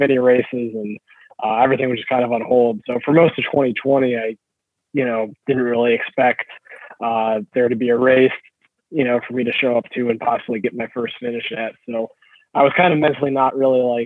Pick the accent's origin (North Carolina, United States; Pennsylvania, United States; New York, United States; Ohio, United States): Ohio, United States; Burning River; Burning River and, you know, my hometown race